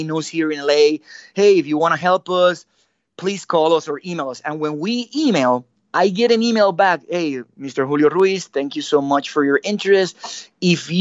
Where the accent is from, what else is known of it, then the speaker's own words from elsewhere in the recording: San Juan, Puerto Rico; also born or lived in San Germán, Puerto Rico; I moved from San Germán, where I was born, to San Juan. Mm. You know, I grew up.